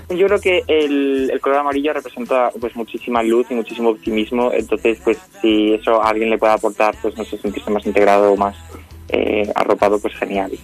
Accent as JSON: {"language": "Spanish", "region": "Extremadura", "country": "Spain", "said": "yo además soy de Extremadura"}